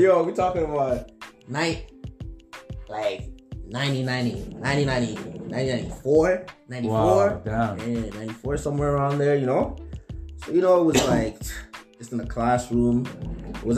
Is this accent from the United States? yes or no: no; South Africa; moved away; also born or lived in Congo; I'm from the Congo, but you know, we transitioned over to South Africa. You know, went to school, did my schooling down there.